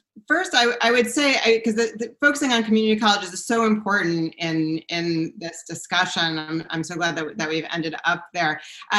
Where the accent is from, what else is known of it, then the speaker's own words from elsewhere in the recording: East Coast, United States; I did my graduate degree at UC Berkeley. I came from the East Coast